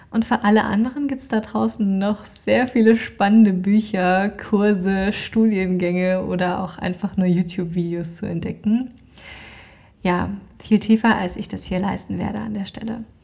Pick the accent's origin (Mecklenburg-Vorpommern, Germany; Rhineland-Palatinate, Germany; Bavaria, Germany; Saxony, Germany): Saxony, Germany; Dresden; bin gebürtige Deutsche, komme ursprünglich aus Dresden